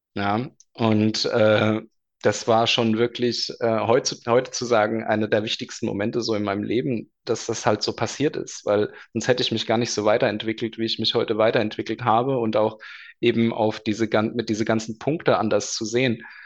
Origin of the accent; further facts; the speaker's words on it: Darmstadt, Hesse, Germany; also born or lived in Bavaria (Munich/Rosenheim area); now in Bavaria, Germany; komme gebürtig aus Darmstadt, lebe jetzt seit längerem schon in Bayern